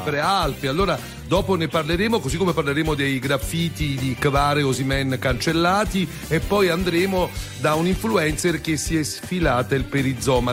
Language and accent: Italian; Naples, Campania, Italy; io da napoletano superstizioso